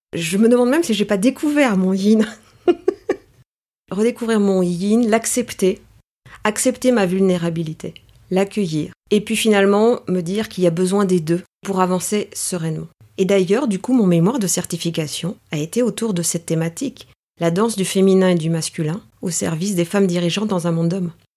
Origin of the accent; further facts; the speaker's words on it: Paris, Île-de-France, France; first language Greek; French is a second language; je suis née euh, à Paris. Je dirais que je suis une euh, grecque parisienne ou une parisienne grecque